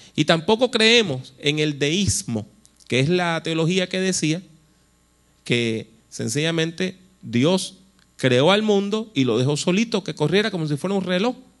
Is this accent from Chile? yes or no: no; Puerto Rico; also born or lived in United States / Costa Rica; yo soy puertorriqueño